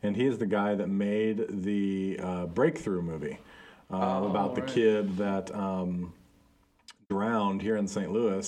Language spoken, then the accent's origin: English; Guatemala; One of my good friends that I grew up with in Guatemala, we went to the same church, worked for the same church, all this kind of stuff.